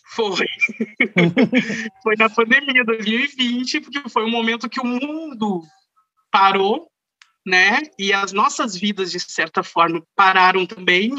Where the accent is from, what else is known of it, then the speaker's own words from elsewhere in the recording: Rio Pardo, Rio Grande do Sul, Brazil; Eu sou natural de Rio Pardo, interior aqui do Rio Grande do Sul